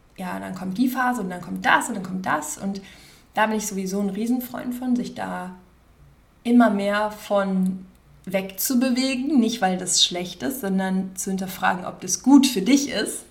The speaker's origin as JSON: {"language": "German", "town": "Wiehl", "region": "North Rhine-Westphalia", "country": "Germany", "tie": "born or raised there", "also_born_or_lived": "Cologne / Cape Town", "moved": "as an adult", "lives_now": "Los Angeles, United States", "said": "bin ich Kölnerin, also ich bin halt quasi so in der Nähe von Köln geboren und bin äh, in der Nähe von Köln, also in Wiel, aufgewachsen"}